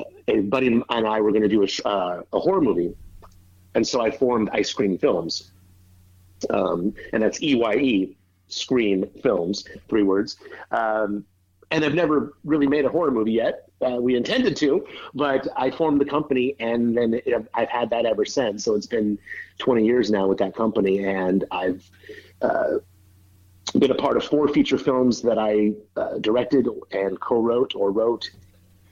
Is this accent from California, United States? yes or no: yes; Northern California, United States; moved away as an adult; now in Los Angeles, United States; I did theater in my hometown in Northern California. And then in the late 80s, I moved to Los Angeles to act